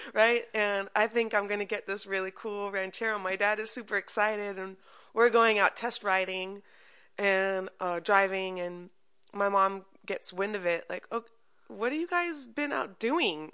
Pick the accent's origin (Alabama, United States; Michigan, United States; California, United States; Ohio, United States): California, United States; Culver City; I grew up in Culver City